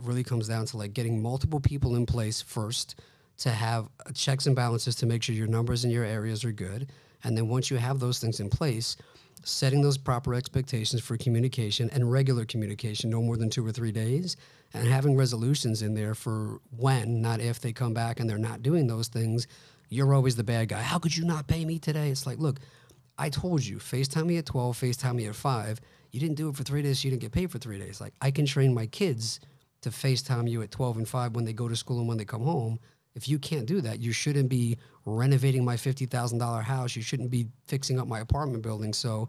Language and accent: English; Long Island, New York, United States; Yeah, I grew up in Long Island, moved to Manhattan for a little bit, but for the most part, like a Long Island guy.